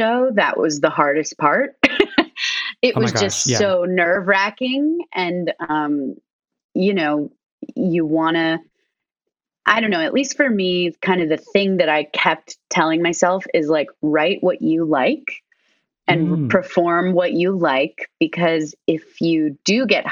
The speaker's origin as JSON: {"language": "English", "region": "Arizona", "country": "United States", "also_born_or_lived": "Chicago", "moved": "yes", "said": "I was like from Arizona"}